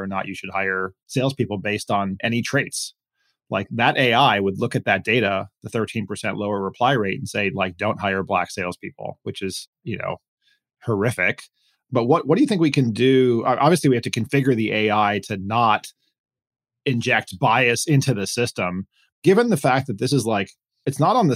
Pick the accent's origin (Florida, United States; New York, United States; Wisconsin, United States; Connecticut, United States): Florida, United States; Miami; I grew up in Miami, went to an integrated high school